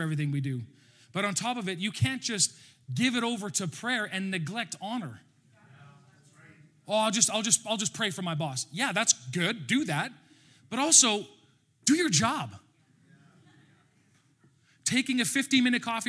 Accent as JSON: {"language": "English", "region": "Alberta", "country": "Canada", "accent": "Alberta", "said": "That's my Alberta accent"}